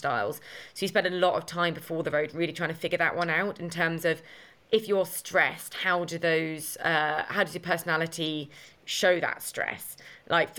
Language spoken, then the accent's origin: English; Essex, East of England, United Kingdom; my hometown in Essex